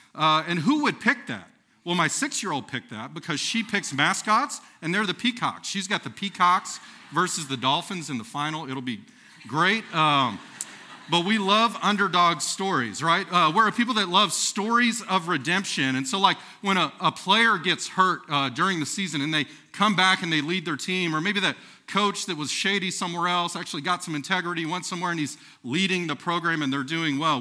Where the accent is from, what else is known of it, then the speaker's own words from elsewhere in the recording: Texas, United States; moved away as an adult; now in Nebraska, United States; I'm from the great nation of Texas